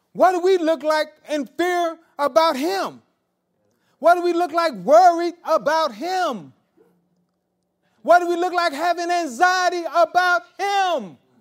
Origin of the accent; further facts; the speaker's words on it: Marianna, the South, United States; I was raised in the South, in Mariana